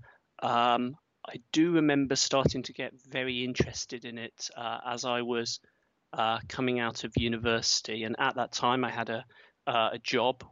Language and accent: English; Yorkshire and the Humber, United Kingdom; moved away; also born or lived in Cambridge, England / Manchester, England; I grew up in England, south of England, Cambridge, and I was there until I was 8 years old. And at that time, my father changed jobs, so I moved up to Yorkshire